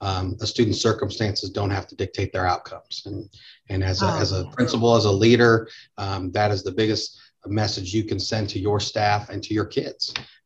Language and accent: English; Northwest Indiana, United States; now in central Indiana, United States; Well, I'm originally from Northwest Indiana, but I've spent the last, 25 years down in the central Indiana, living down here.